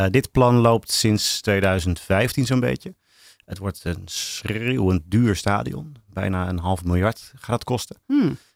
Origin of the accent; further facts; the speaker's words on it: Rotterdam, South Holland, Netherlands; born there; Ik ben notabene geboren in Rotterdam. Maar dat was oh. omdat het ziekenhuis uh, dichtbij was vanuit Hellevoetsluis, waar mijn ouders toen woonden.